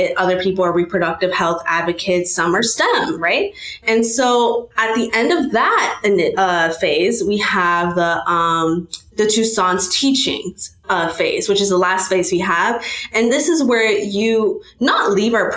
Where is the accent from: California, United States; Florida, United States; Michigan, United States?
Florida, United States; Fort Lauderdale; I am from Fort Lauderdale, Florida